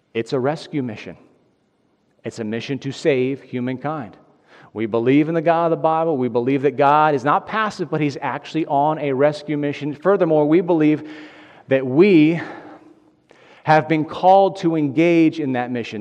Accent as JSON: {"language": "English", "area": "Delco", "region": "Pennsylvania", "country": "United States", "said": "I'm from Delco, and I'm working here at Bethlehem"}